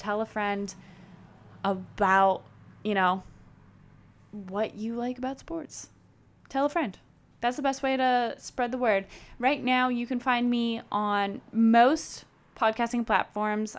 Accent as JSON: {"language": "English", "town": "Chicago", "region": "Illinois", "country": "United States", "tie": "born or raised there", "said": "I am born and raised in Chicago"}